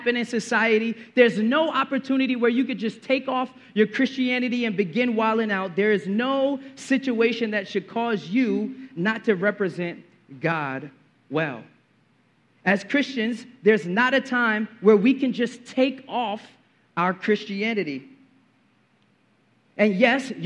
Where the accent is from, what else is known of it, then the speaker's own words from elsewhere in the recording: New York City, New York, United States; I grew up in Brooklyn in the 90s